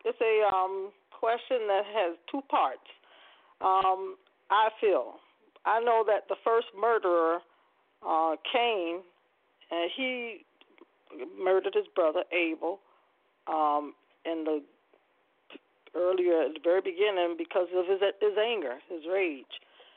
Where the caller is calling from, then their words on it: Poinciana, Florida, United States; I'm calling from Ponciana, Florida.